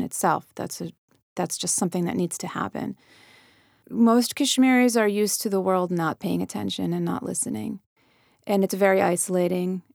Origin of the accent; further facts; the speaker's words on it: United States; we grew up believing America is our home, and it is, and I'm American, and this is my country